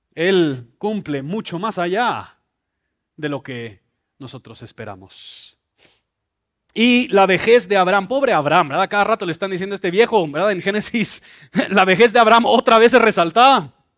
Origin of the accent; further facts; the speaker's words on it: Mexico City, Mexico; Yo crecí en Ciudad de México